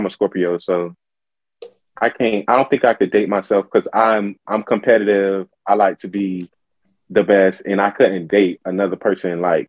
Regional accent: Opa-locka, Florida, United States; now in Georgia, United States; anytime I used to say my address, because I moved to Georgia, but anytime I used to say my address, I used to say Opa-locka, Miami. I ain't never used to say Opa-locka, Florida. No, I used to say Opa-locka, Miami.

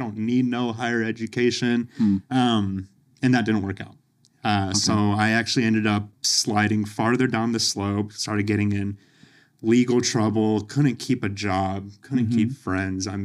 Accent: Overland Park, Kansas, United States; I grew up in Overland Park, went to school out there and everything

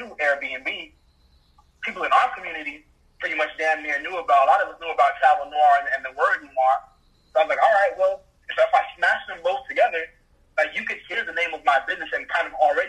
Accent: Jamaica; moved away; me being Jamaican, in Jamaica, like, we are, so in Jamaica, you call your house your yard

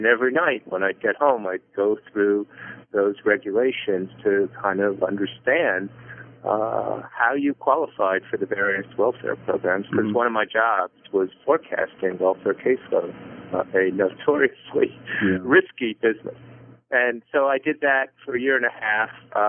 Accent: Coral Gables, Florida, United States; I was born in Coral Gables, Florida in 1953. And by the time I was a second or third grader in elementary school and public school, I was one of only two kids who had actually been born there.

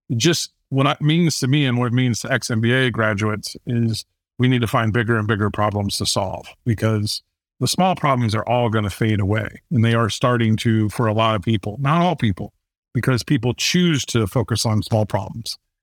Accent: Fort Wayne, Indiana, United States; born or raised there

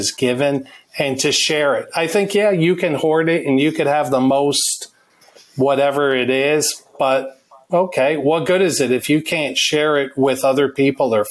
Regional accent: just north of New York City, United States; we grew up in New York, right north of the city

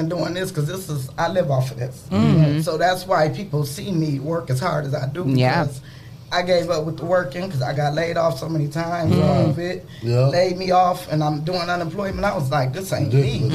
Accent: Toledo, Ohio, United States; I'm from Toledo. I went to school over Nathan Hill, DeVoe, and DeVilbus High School

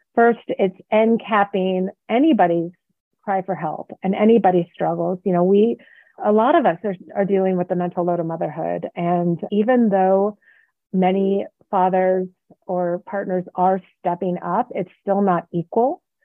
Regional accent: the Bay Area, California, United States; now in Reno, United States; I live in Reno, Nevada, and I grew up in the Bay Area

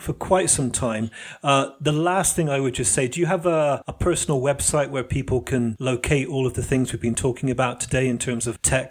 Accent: United Kingdom; now in Italy; As a Brit coming to Italy, that really disrupted many of the ideas I had about selfhood within society.

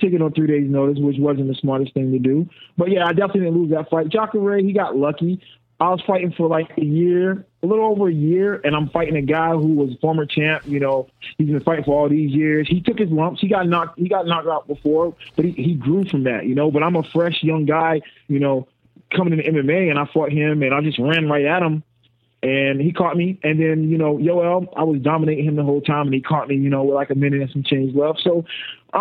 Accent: North Carolina, United States; And I'm from North Carolina.

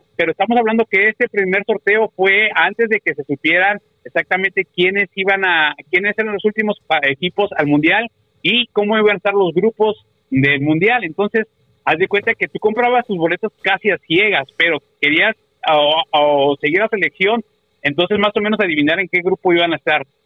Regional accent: Mexico City, Mexico; now in United States; yo, como buen mexicano chilango

